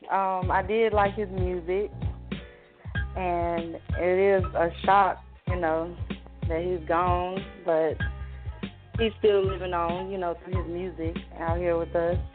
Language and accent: English; Salisbury, North Carolina, United States; now in Georgia, United States; Well, well, I live in Georgia. I'm from North Carolina.